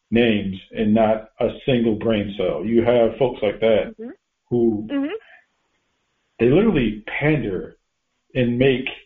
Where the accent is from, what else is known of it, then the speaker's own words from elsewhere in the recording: Connecticut, United States; I grew up in Connecticut